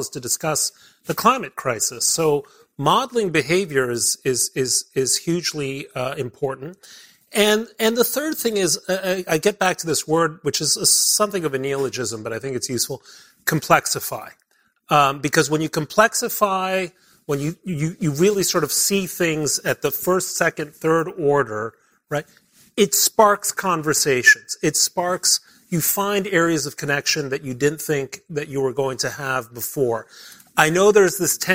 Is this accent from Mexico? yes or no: yes; Mexico City, Mexico; also born or lived in Belgium / Britain / Middle East / Germany; now in United States; I grew up in Mexico City